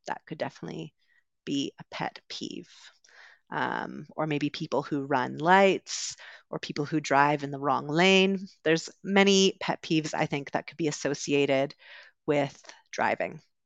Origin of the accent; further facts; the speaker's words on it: West Coast of Canada, Canada; moved away as an adult; also born or lived in United Kingdom; I'm originally from Canada, grew up on the West Coast, um, also lived in the U K for a little while